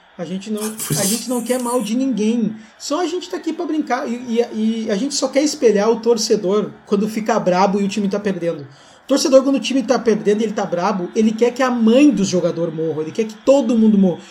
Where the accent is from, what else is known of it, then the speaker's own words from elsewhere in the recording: Rio Grande do Sul, Brazil; eu também sou gaúcho, né?